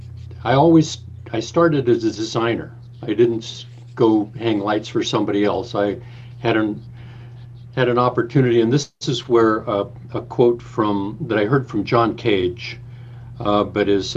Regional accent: Fresno, California, United States; moved away as an adult; now in San Francisco, United States; I grew up in the Central Valley of California, in Fresno, California

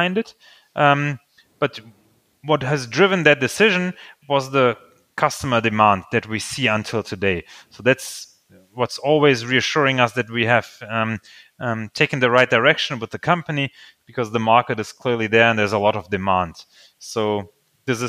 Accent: Germany; English is a second language; also born or lived in Slovakia; I actually was born in Slovakia, and we came to Germany when I was 4 years old. So I don't have a lot of memories to the time before we came to Germany, but I did grow up bilingually in Germany.

